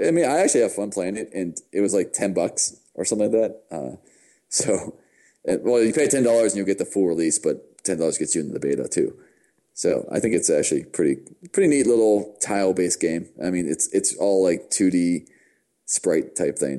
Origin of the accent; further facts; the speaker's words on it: United States; I'm from America.